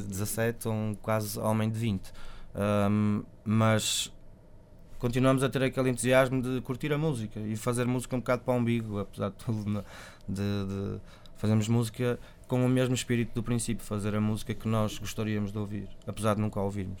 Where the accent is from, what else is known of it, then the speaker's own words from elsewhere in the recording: Vila Nova de Gaia, Porto District, Portugal; Gaia de onde eu sou